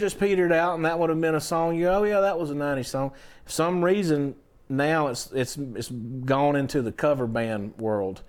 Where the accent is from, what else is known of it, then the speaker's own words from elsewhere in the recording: Valdosta, Georgia, United States; I'm from Valdosta